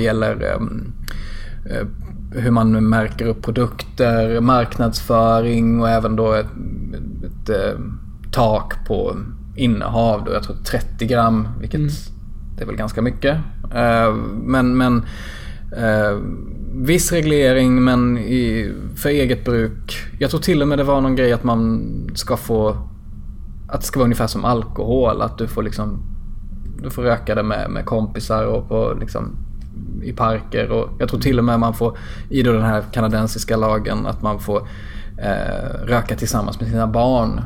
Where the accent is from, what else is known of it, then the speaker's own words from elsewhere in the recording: southern Småland, Sweden; jag är uppväxt i södra Småland